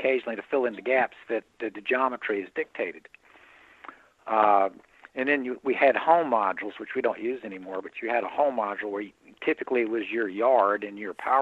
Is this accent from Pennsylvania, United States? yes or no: yes; Indiana, Pennsylvania, United States; my hometown of Pennsylvania, Indiana, Pennsylvania